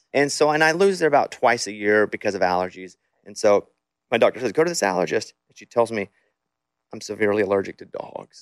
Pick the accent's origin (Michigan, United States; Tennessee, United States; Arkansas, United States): Arkansas, United States; I'm from Arkansas, and it's it's poverty there